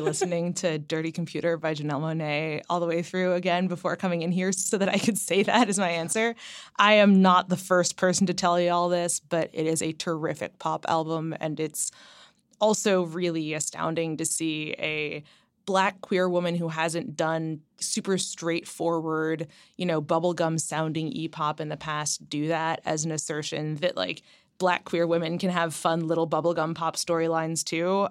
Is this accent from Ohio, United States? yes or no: yes; Ohio, United States; moved away; I grew up in Ohio, but my parents are both New Yorkers to a certain extent.